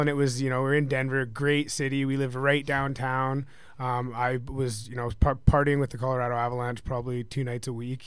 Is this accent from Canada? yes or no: yes; just outside of Vancouver, British Columbia, Canada; moved away; I'm from, uh, just outside of Vancouver, British Columbia, Canada